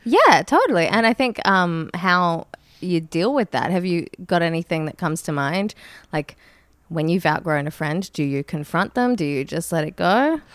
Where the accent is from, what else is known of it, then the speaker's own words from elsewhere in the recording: Brisbane, Queensland, Australia; now in Sydney, Australia; I grew up in Brisbane